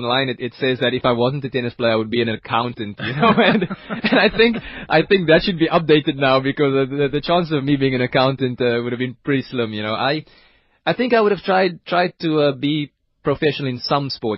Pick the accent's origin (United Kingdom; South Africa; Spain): South Africa; being South African